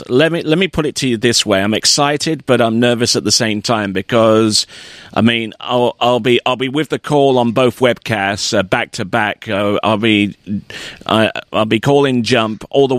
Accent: United Kingdom; I'm a British to the core

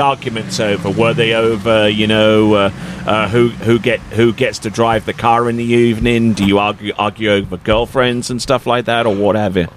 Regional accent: Colchester, East of England, United Kingdom; my hometown in England called Colchester

